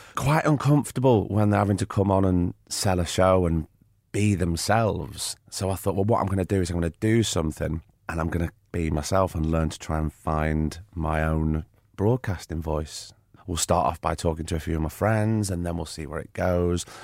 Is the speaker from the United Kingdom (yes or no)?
yes; Blackpool, North West England, United Kingdom; growing up in Blackpool, the way I did